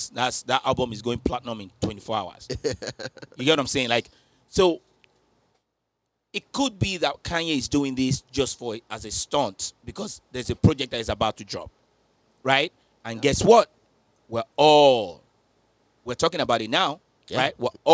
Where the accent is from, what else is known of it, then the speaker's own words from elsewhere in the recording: Nigeria; As a Nigerian sister, designing it.